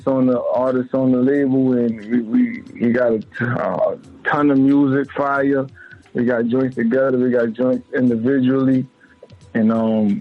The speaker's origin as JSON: {"language": "English", "town": "New York City", "region": "New York", "country": "United States", "said": "I'm from Crown Heights, Brooklyn, New York."}